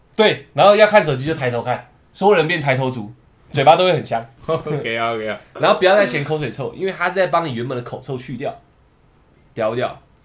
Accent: Taiwan; 我们台湾人

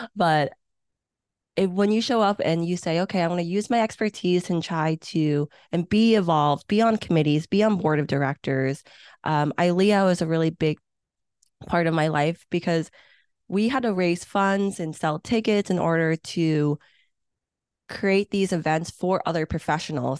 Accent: Hong Kong; English is a second language; now in United States; I was born in Hong Kong

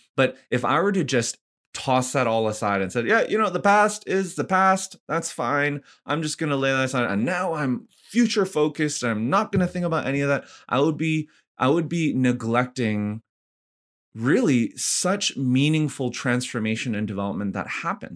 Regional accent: Vancouver, British Columbia, Canada; also born or lived in Ottawa / Montreal / Korea / Nashville; now in Edmonton, Canada; born and raised in Vancouver, Canada

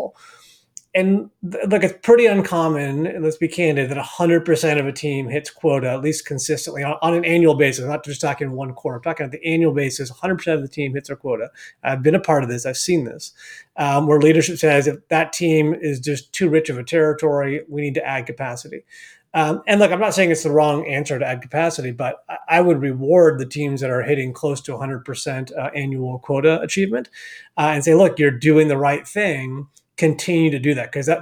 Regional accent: Palo Alto, California, United States; also born or lived in Argentina / Spain; growing up in the Bay Area, I'm from Palo Alto, live in the Bay Area today with my family

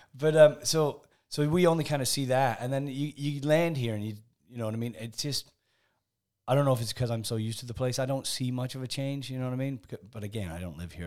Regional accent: Canada; moved away as an adult; also born or lived in England / Spain; now in United Kingdom; I was born in England, kind of grew up in Canada, spent 20 years in Spain, and then uh, got sucked back into the UK by by Discovery Channel.

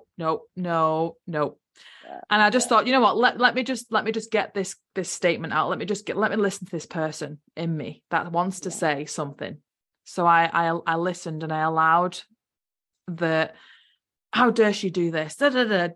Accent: United Kingdom; moved away as an adult; now in New Zealand; I'm from UK, I'm not a Kiwi

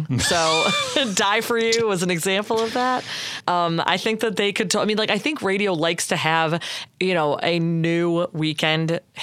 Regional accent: Michigan, United States; I'm from Michigan

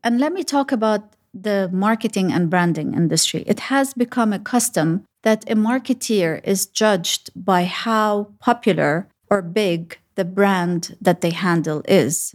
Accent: Sharjah, United Arab Emirates; also born or lived in Lebanon / Dubai / Abu Dhabi; having gro-, grown up in Sharjah, I feel that I pretty much know the U A E from the back of my hands.

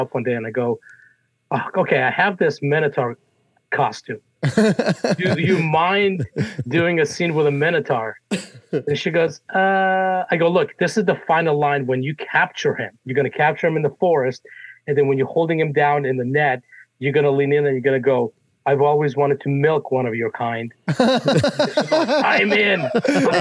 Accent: Russia; now in United States; I was born in Russia, and my family and I came out here in 1979 during the Cold War.

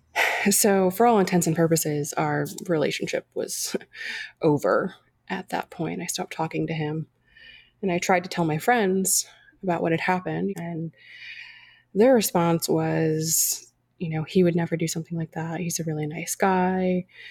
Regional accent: California, United States; I grew up in California, uh, you know, granddaughter of immigrants

